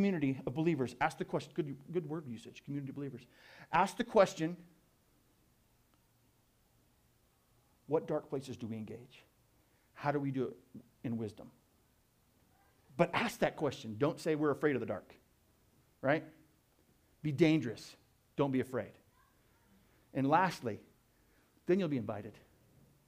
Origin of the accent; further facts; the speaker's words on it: Tucson, Arizona, United States; I'm from Tucson. I love Tucson.